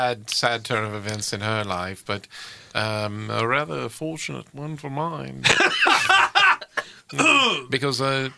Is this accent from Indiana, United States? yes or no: yes; Indiana, United States; I'm from Indiana.